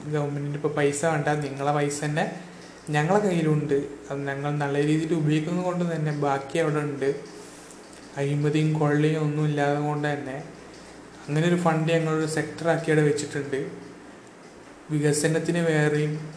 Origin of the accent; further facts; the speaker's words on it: Kerala, India; ഞാൻ കേരളത്തിൽ ജനിച്ചു വളർന്നാണെങ്കിലും